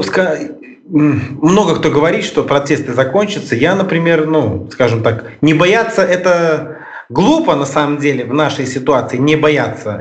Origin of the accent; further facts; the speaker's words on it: Mogilev, Mogilev Region, Belarus; Мы а, группа из Беларуси, из города Могилева